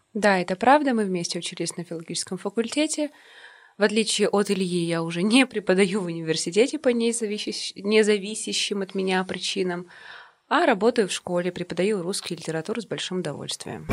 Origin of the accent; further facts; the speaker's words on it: Yekaterinburg, Sverdlovsk Oblast, Russia; мы угу. коренные жители этого города